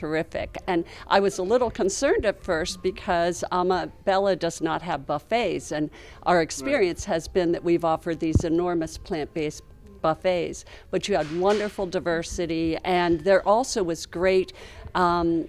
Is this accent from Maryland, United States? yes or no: yes; Maryland, United States; from Maryland, and I have a travel agency